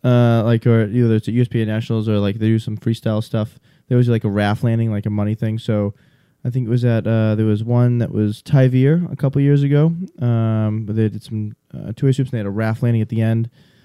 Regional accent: Northeast, United States; accent: funny accent; I talk fast. I'm from the Northeast. Sorry. Also, I have a funny accent.

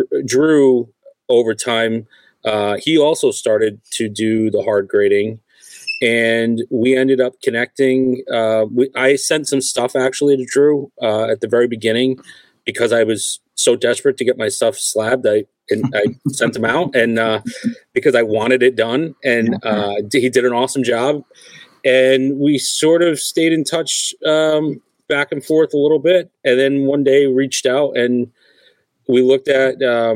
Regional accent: Rhode Island, United States; We grew up together in Rhode Island, and we were all collectors

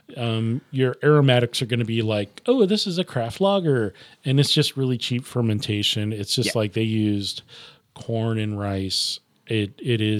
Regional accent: Nebraska, United States; I'm saying it wrong because I'm from Nebraska. It's a Nebraska thing.

